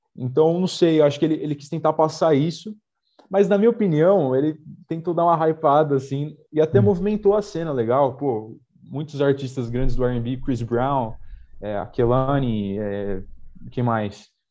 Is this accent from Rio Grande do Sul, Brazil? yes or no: no; Jundiaí, São Paulo, Brazil; eu sou de Jundiaí, né? nasci em São Paulo, mas é, cresci em Jundiaí, moro aqui há